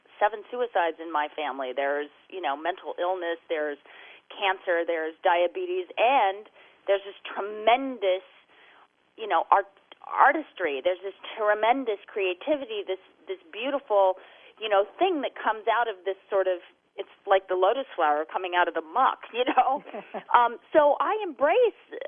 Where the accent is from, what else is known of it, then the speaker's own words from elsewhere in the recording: Idaho, United States; now in Southern California, United States; I grew up in Idaho, and it's beautiful there